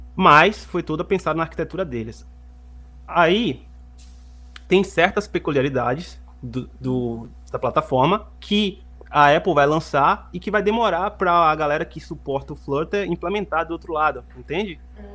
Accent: Salvador, Bahia, Brazil; moved away as an adult; now in Montreal, Canada; eu sou de Salvador, Bahia. Não sei se vocês pegaram aí pelo meu sotaque

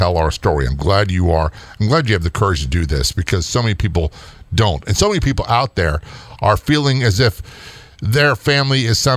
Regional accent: Norfolk, Virginia, United States; I was raised in Norfolk, Virginia, most of my life in a military town

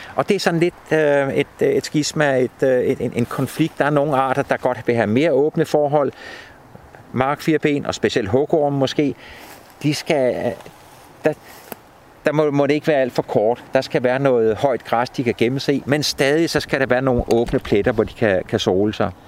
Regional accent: Stevns, Zealand, Denmark; nede på Stævns, i det område, hvor jeg kommer fra

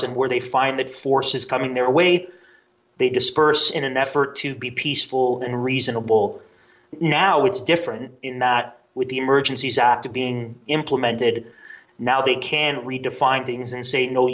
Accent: Canada; As a Canadian

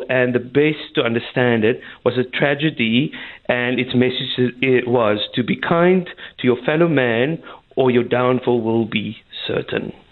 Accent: South Africa; I'm uh, ashamed to be South African.

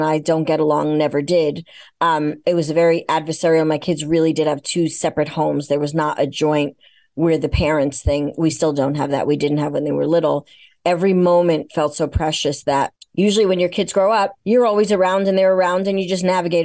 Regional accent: New York, United States; I'm a New Yorker

